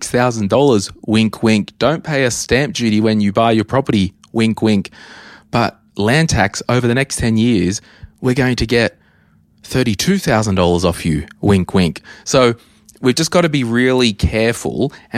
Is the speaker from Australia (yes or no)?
yes; New South Wales, Australia; I'm from New South Wales